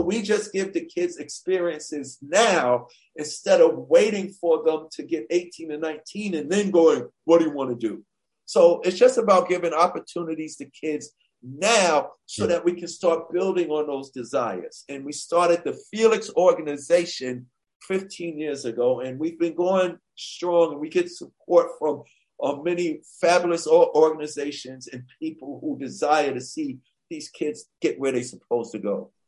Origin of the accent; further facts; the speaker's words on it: New York City, New York, United States; growing up in Hollis, Queens, New York